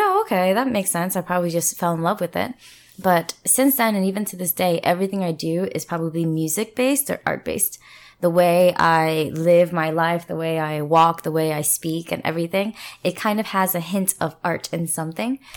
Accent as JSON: {"language": "English", "region": "New Jersey", "country": "United States", "tie": "born or raised there", "also_born_or_lived": "Philadelphia / US West Coast", "moved": "as an adult", "lives_now": "South Korea", "said": "hometown is in New Jersey"}